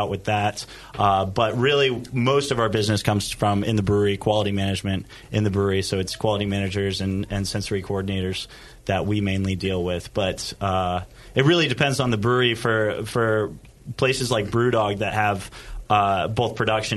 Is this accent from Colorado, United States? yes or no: yes; Colorado, United States; moved away as an adult; now in Scotland; I'm originally from Colorado